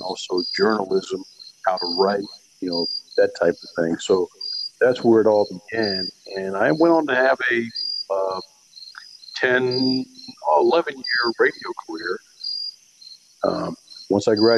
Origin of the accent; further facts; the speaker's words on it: Salisbury, Maryland, United States; I'm from Salisbury, Maryland, and, you know, grew up here, went to high school here, went to college here